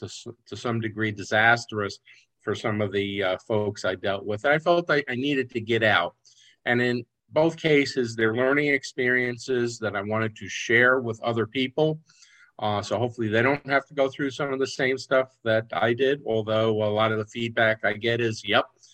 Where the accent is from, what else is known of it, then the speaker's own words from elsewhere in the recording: New York, United States; I grew up in New York State